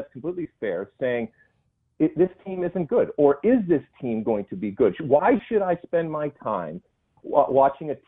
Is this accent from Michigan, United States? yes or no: yes; Michigan, United States; moved away as an adult; I grew up in Michigan